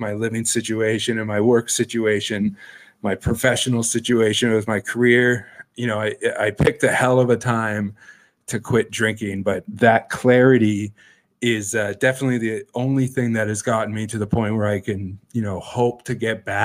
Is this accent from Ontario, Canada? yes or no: yes; Sudbury, Ontario, Canada; moved away as an adult; now in Toronto, Canada; I moved back home and worked in the mines and the smelter in Sudbury from like late 2010 until 2015. Got sick of my hometown again